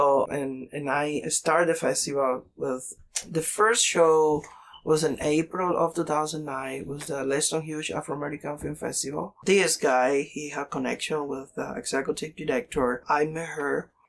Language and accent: English; Cuba; English is a second language; moved away as an adult; also born or lived in Miami, United States; now in Seattle, United States; I say I'm Cuban, 100% Cuban because I grew up in my country 33 years. So I don't American at all. So I'm American citizen, but not American.